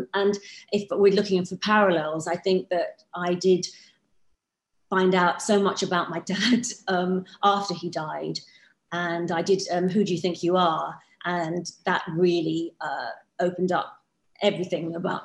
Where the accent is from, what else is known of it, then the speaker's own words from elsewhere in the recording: Hounslow, London, United Kingdom; growing up in Hounslow. There were lots of mods around my area